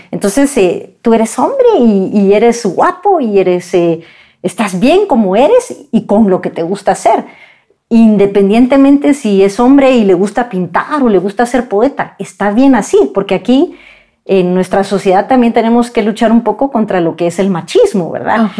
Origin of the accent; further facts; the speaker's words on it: Guatemala; como guatemaltecos